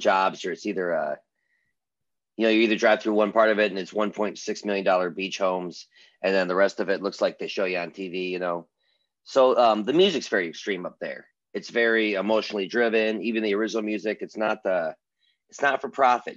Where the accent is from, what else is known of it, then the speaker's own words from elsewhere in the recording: Michigan, United States; now in Nashville, United States; I'm a Michigan born musician, bass player, producer, uh, and I work out of Nashville